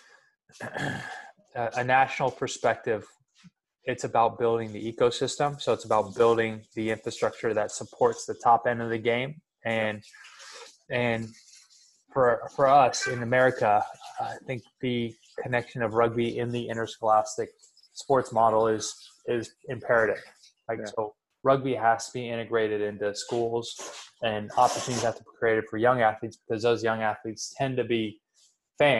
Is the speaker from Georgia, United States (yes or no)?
no; Sacramento, California, United States; We're both from Sacramento. We both went to Jesuit, both went to Cal